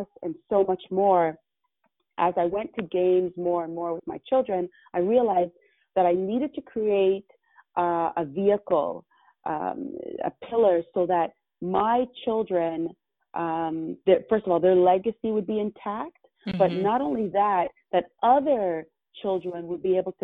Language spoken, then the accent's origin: English; Toronto, Ontario, Canada; also born or lived in Jamaica; as I was growing up in Toronto community housing